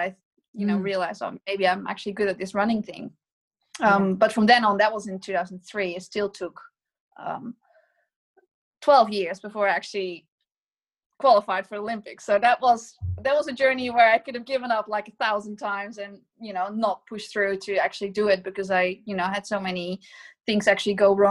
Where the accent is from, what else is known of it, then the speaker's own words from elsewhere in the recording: Nijmegen, Gelderland, Netherlands; my hometown of Nijmegen